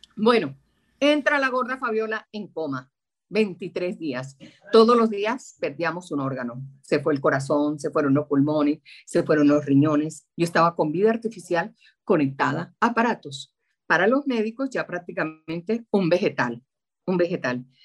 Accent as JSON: {"language": "Spanish", "town": "Santa Marta", "region": "Magdalena", "country": "Colombia", "tie": "born or raised there", "moved": "as an adult", "lives_now": "Bogotá, Colombia", "said": "Nací en Santa Marta, tierra que añoro y deseo"}